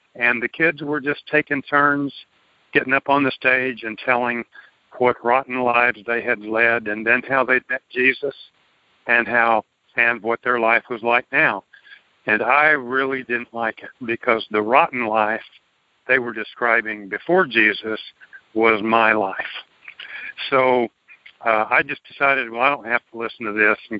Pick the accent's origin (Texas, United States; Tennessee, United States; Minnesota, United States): Texas, United States; Tyler; I grew up in Tyler, which is a mid-sized city here in East Texas